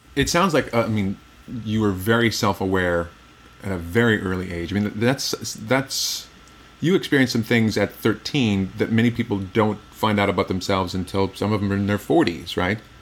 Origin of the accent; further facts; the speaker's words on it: Midwest, United States; I'm from the Midwest